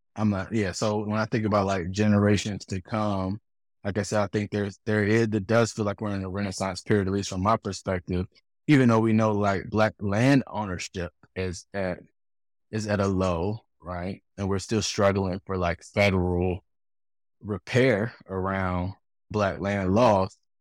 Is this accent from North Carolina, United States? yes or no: yes; Durham, North Carolina, United States; I'm from Durham